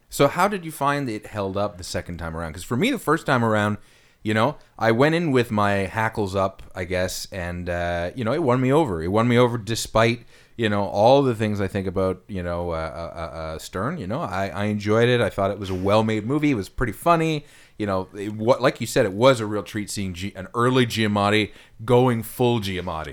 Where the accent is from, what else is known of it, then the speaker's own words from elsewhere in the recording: Ottawa, Ontario, Canada; I'm in my hometown in Ottawa